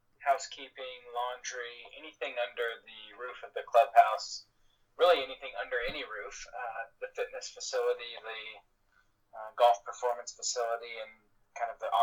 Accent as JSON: {"language": "English", "region": "Oklahoma", "country": "United States", "tie": "born or raised there", "moved": "as an adult", "lives_now": "New Jersey, United States", "said": "being born and raised in Oklahoma"}